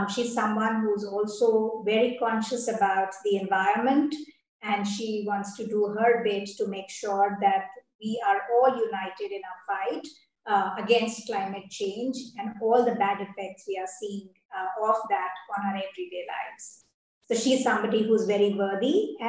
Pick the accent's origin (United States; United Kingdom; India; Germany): India; I'm Indian